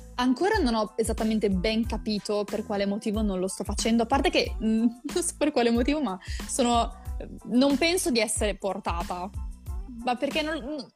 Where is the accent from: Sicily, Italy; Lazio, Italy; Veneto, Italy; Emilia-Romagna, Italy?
Emilia-Romagna, Italy; Rimini; io sono di Rimini